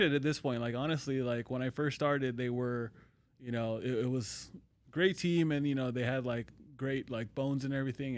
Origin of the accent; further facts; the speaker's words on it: California, United States; moved away as an adult; also born or lived in Long Beach / Orange County; now in Las Vegas, United States; I'm born and raised in California.